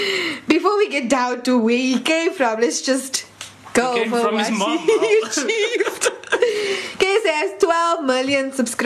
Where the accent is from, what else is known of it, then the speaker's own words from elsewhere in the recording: England, United Kingdom; born there; Because I was born in England.